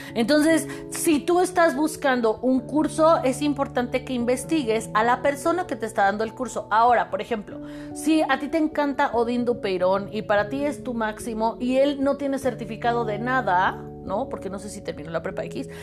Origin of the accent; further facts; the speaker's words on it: Mexico; yo soy psicóloga mexicana